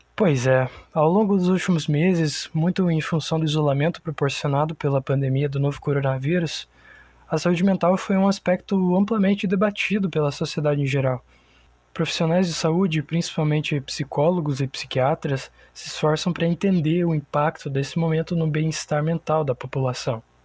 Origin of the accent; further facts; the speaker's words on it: Santa Rosa, Rio Grande do Sul, Brazil; Aqui em Santa Rosa, que é onde eu nasci, onde eu moro